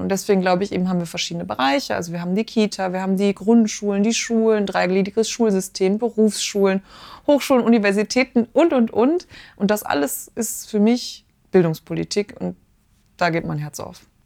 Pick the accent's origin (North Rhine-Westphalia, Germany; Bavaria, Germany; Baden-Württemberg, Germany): North Rhine-Westphalia, Germany; Ruhr area; now in Marburg, Germany; Ich komme aus dem Ruhrgebiet, also aus dem Pott